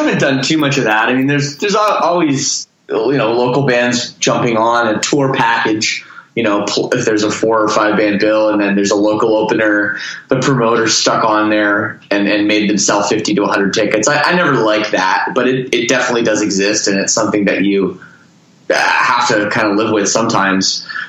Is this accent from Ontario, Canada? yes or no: yes; Toronto, Ontario, Canada; I'm from Toronto.